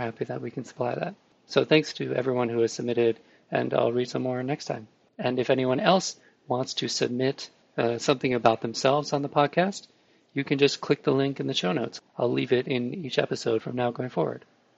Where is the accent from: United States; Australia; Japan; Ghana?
Japan; English is a second language; now in England, United Kingdom; Originally, I am from Japan, and I have been living in England since 2003.